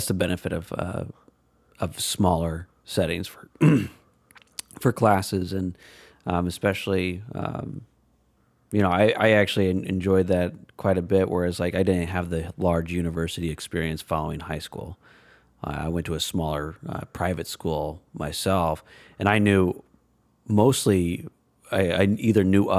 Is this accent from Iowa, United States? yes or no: yes; Des Moines, Iowa, United States; Ironically, growing up in Des Moines area.